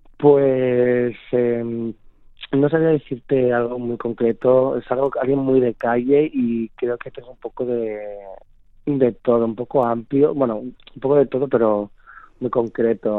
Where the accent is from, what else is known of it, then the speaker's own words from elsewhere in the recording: Zamora, Castile and León, Spain; moved away as an adult; now in Madrid, Spain; Soy zamorano